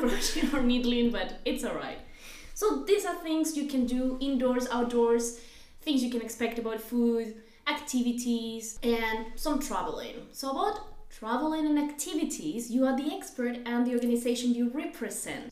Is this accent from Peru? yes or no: yes; Peru; moved away; I come from Peru